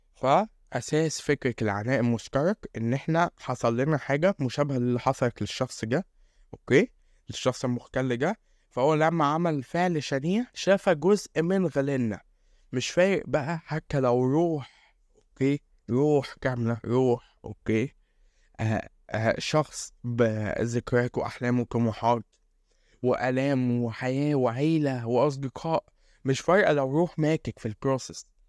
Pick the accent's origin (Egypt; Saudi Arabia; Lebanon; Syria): Egypt; عندنا في مصر